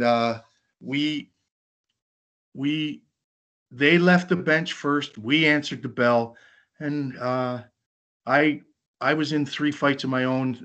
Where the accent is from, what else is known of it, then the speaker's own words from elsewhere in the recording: Canada; now in Rochester, United States; I'm a Canadian.